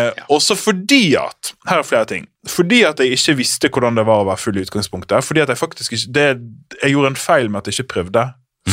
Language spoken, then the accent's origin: Norwegian; Sotra, Vestland, Norway; jeg er fra Sota